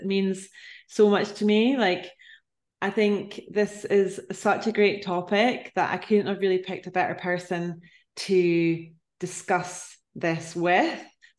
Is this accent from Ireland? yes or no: yes; Inch, Ireland; also born or lived in London; I'm from a small town place. Well, I'm from Inch, which is like, yeah, we're, you know, it's tiny, small, little place. I love it so much, but it's a similar type of thing where I moved away, lived in London also, and I would come back.